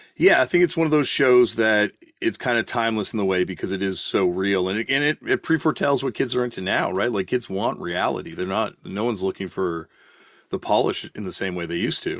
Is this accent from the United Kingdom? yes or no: no; Canada; Growing up in Canada, we got a lot of British TV